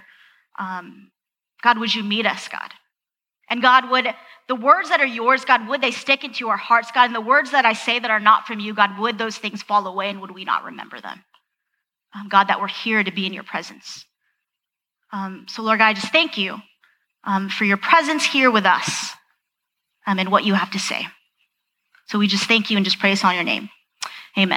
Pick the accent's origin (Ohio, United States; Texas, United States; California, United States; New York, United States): California, United States; Southern; moved away; I'm originally from Southern California